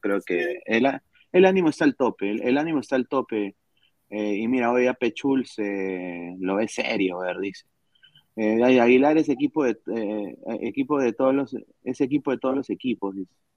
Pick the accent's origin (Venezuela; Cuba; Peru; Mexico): Peru; Lima; Yo nací en Lima